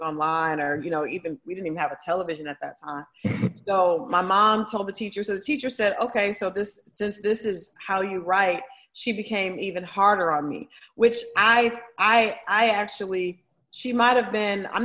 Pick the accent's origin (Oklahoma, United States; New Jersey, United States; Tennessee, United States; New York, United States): Oklahoma, United States; Tulsa; also born or lived in Toledo, Ohio; now in Atlanta, United States; the majority of my life grew up in Tulsa